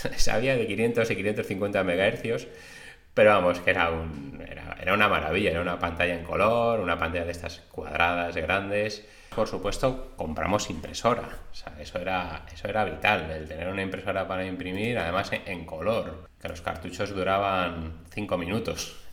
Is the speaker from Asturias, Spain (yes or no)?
no; Madrid, Community of Madrid, Spain; moved away as an adult; now in Cantabria, Spain; nací en Madrid, mis padres son de Cantabria, mi madre, y de Palencia, mi padre, y bueno, pues vivía allí hasta los 25 años que me vine aquí a vivir a Cantabria